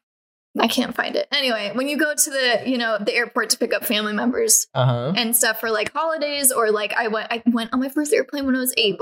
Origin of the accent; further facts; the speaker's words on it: Colorado, United States; I grew up in Colorado